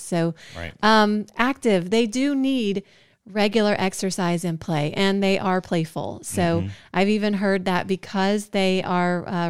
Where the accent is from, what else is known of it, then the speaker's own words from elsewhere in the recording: Georgia, United States; we're from Georgia where it's warm